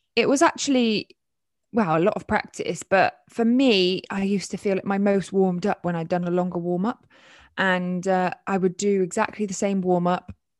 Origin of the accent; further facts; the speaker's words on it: United Kingdom; as British guys